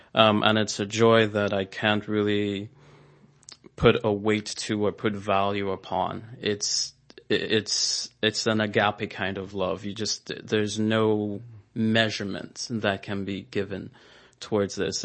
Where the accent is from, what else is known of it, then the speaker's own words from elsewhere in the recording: Nigeria; moved away; growing up in, in Nigeria, um, I did see a lot of poverty